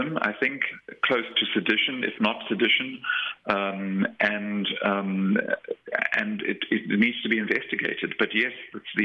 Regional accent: Durban, KwaZulu-Natal, South Africa; I grew up in Durban, so I understand eBayhead to mean the harbour area

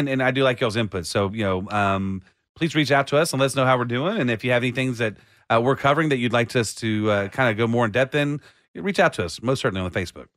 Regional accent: Austin, Texas, United States; I was raised in, in, in Austin

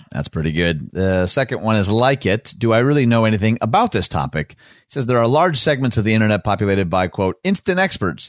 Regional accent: Michigan, United States; my home state, America's high five of Michigan.

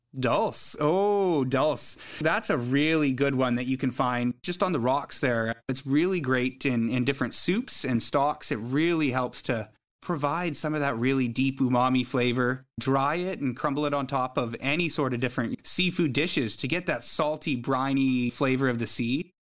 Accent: High River, Alberta, Canada; also born or lived in Saskatoon, Saskatchewan / Vancouver, British Columbia; now in British Columbia, Canada; growing up in Alberta

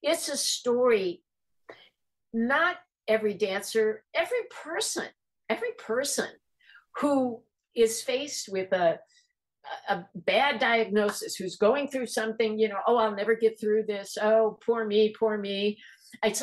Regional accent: Chicago, Illinois, United States; moved away as an adult; now in Los Angeles, United States; I came from the Midwest. I came from Chicago

